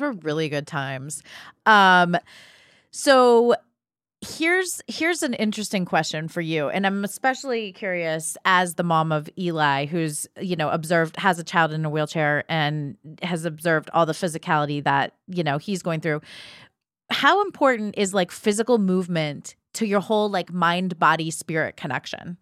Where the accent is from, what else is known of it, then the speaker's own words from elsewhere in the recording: Ohio, United States; also born or lived in New York City; now in Los Angeles, United States; I grew up in Ohio